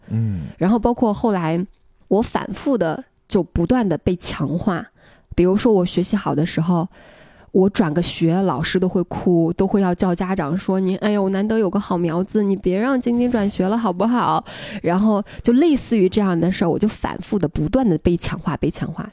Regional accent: Henan, China; 至少我们河南那边大部分是这样的

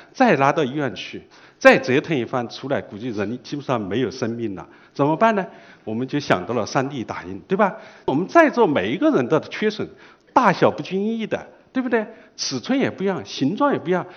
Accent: China; 这个很难，并不代表我们中国人不做。

